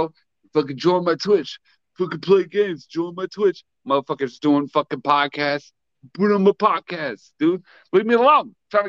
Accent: United States; I'm American.

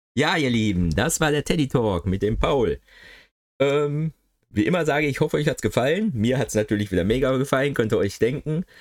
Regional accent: Ruhr area, North Rhine-Westphalia, Germany; accent: Ruhrgebiet; ich merke da gar nicht, dass ich so Ruhrgebietszeug spreche

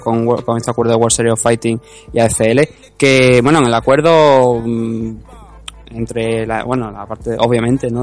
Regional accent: Spain; somos españoles

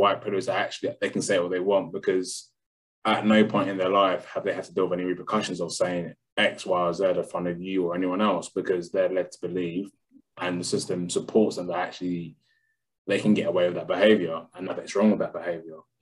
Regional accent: London, United Kingdom; I'm from London.

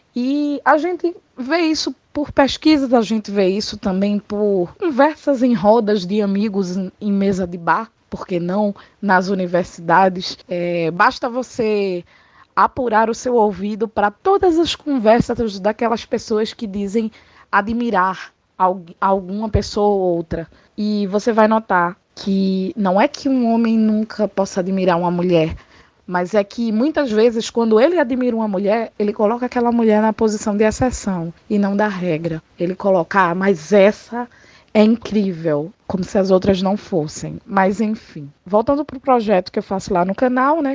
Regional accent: Pernambuco, Brazil; Eu sou pernambucana, gente, e como qualquer boa pernambucana, eu sou muito bairrista

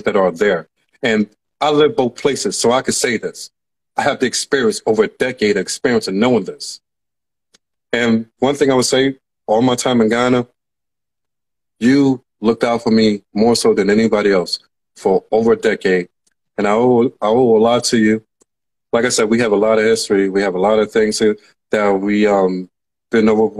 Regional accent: United States; I was from America

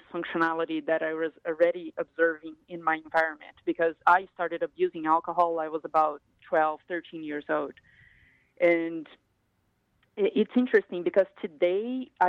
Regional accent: Brazil; moved away as an adult; now in United States; I grew up in Brazil, in a big state in Brazil, but in a poor area.

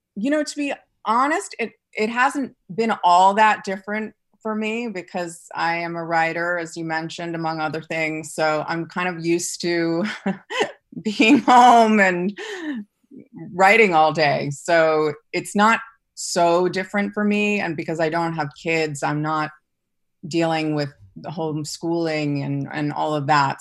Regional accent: New York City, New York, United States; I grew up in New York City

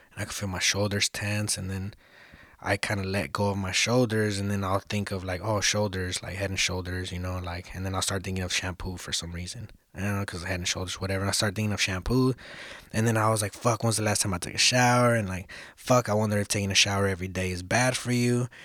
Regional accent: Los Angeles, California, United States; also born or lived in South Central, Los Angeles; I'm originally from East Hollywood. That's where I fucking, that's where I grew up. That's where I was raised.

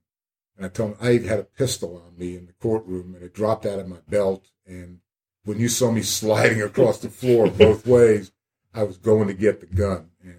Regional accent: Columbia, South Carolina, United States; I'm from Columbia, South Carolina.

